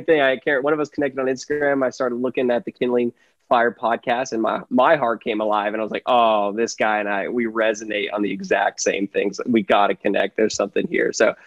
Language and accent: English; California, United States; I'm from California.